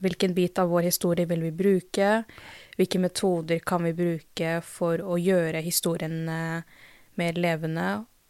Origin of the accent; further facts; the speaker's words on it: Drammen, Buskerud, Norway; jeg er jo født og oppvokst i Drammen, og så har jeg foreldre fra India